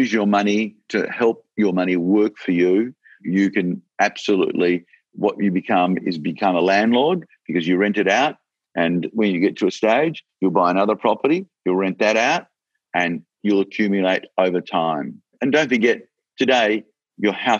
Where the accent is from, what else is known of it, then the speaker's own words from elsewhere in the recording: Australia; I'm so proud that I'm an Australian and I'm so proud to be in this country